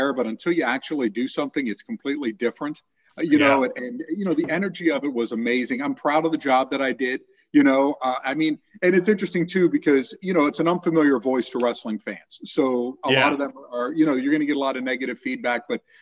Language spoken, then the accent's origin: English; Miami, Florida, United States; moved away as an adult; also born or lived in Middletown, Ohio / Kettering, Ohio; Growing up in Miami and moving to Middletown, Ohio